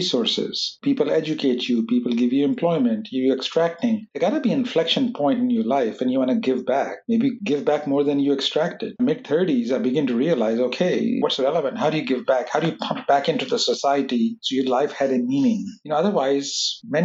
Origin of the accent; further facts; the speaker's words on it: Pakistan; moved away; I grew up in Pakistan